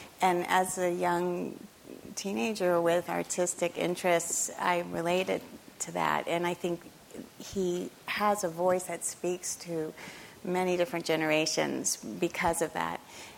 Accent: Memphis, Tennessee, United States; when I was a girl, I grew up in Memphis, Tennessee.

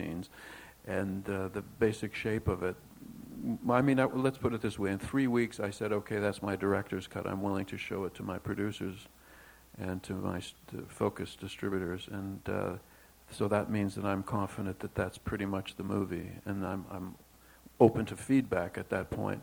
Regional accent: Toronto, Ontario, Canada; Howard and I grew up together in Toronto

